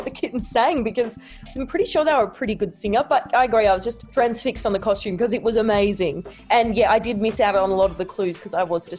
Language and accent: English; Australia; Me and Isaiah are actually from the same hometown. There's like 5,000 people who live there.